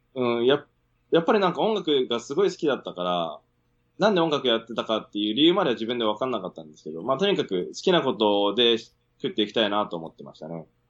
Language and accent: Japanese; Sendai, Miyagi, Japan; moved away; also born or lived in Sydney, Australia; 出身仙台です